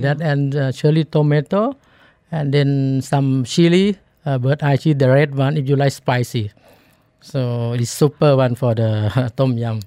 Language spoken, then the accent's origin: English; Thailand; English is a second language; moved away; I'm born from, uh, uh, Kampang Base